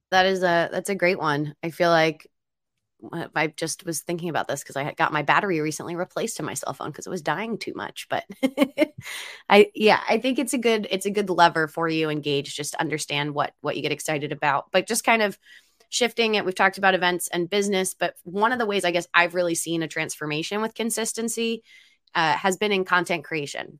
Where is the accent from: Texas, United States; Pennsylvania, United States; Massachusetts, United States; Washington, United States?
Pennsylvania, United States; Philadelphia; now in Seattle, United States; I'm from Philadelphia